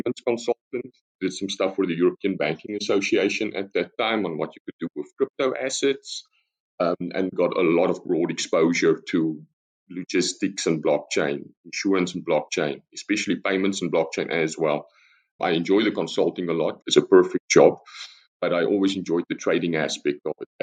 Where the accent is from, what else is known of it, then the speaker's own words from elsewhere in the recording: South Africa; moved away as an adult; now in Netherlands; as you probably noticed from the accent already, I'm South African, but I've been in the Netherlands for the past 8 years.